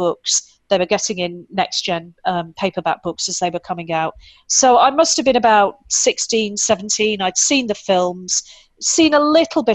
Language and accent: English; United Kingdom; being British, if people haven't worked that out yet, I am indeed British